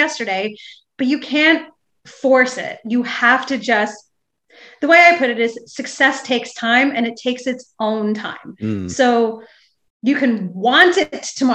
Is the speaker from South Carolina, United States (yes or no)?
no; New York City, New York, United States; I come from Staten Island, which is the less known sort of bastard child borough of New York City